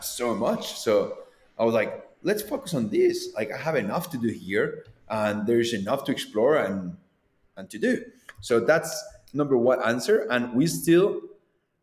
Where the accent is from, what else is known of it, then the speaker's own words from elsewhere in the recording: Manizales, Caldas, Colombia; Manizales, my hometown.